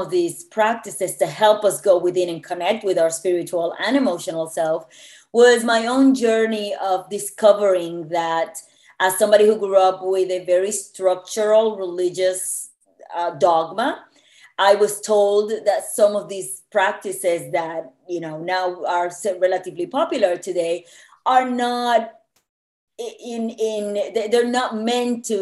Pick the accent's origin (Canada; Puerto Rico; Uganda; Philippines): Puerto Rico; moved away as an adult; also born or lived in New York; I was born and raised in Puerto Rico